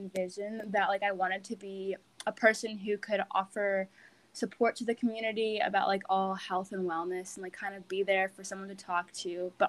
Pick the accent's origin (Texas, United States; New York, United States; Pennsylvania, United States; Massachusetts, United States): Massachusetts, United States; Great Barrington; I'm a current junior, and I'm from Great Barrington, Massachusetts.